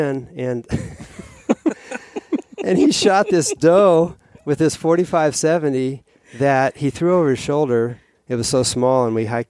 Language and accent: English; Grand Junction, Colorado, United States; moved away as an adult; now in Alaska, United States; I grew up hunting in Colorado